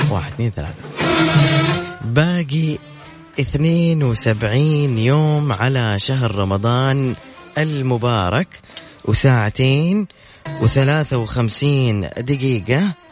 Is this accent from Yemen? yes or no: yes; Sanaa, Amanat Al Asimah, Yemen; now in Jeddah, Saudi Arabia; من اليمن من عدن لا من صنعاء العاصمه